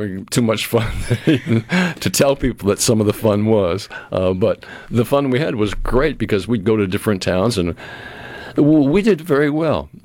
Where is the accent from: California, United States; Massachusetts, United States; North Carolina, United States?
Massachusetts, United States; Cape Cod; now in Mississippi, United States; I'm from Cape Cod